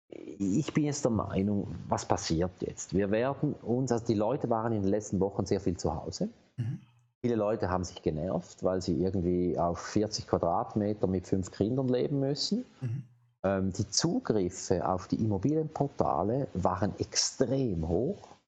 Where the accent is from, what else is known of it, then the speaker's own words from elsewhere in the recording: Switzerland; Und, und wir als Schweizer haben ja immer noch einen großen Vorteil äh, mit einer eigenen Währung.